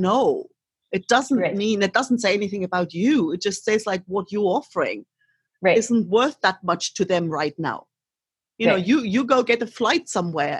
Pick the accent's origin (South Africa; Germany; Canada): Germany; East Germany; moved away; I grew up in East Germany